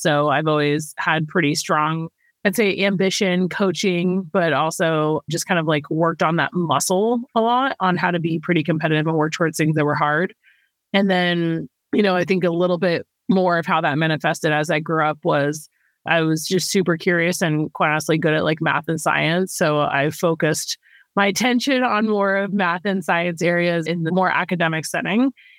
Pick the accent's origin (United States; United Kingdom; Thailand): Thailand; Bangkok; moved away; I grew up in Asia. I grew up in Bangkok, Thailand before I moved back to the States.